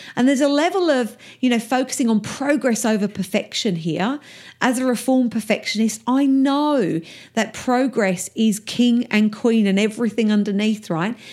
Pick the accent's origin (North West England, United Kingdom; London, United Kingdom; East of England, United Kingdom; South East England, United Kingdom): East of England, United Kingdom; Essex; my accent is a little rough around the edges because I'm from Essex in England and that's how we talk